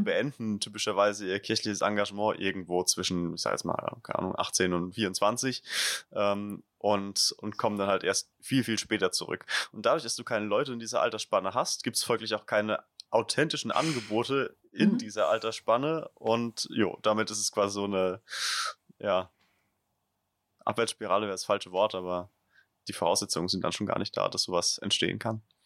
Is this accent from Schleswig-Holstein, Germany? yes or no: no; Leimersheim, Rhineland-Palatinate, Germany; die Region, wo ich herkomme, Südpfalz, ist jetzt, oder noch im Speziellen vielleicht Verbandsgemeinde Rülsheim, das Umland um Leimersheim